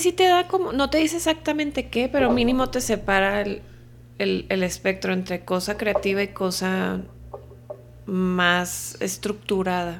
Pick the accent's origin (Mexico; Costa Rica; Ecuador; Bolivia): Mexico; Culiacán, Sinaloa; moved away as an adult; now in Mexico City, Mexico; Pues soy de Culiacán, ya tengo acá en México casi 12 años viviendo